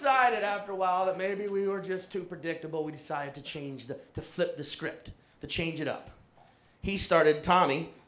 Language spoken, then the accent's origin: English; New Orleans, Louisiana, United States; I was born and raised in New Orleans, Louisiana.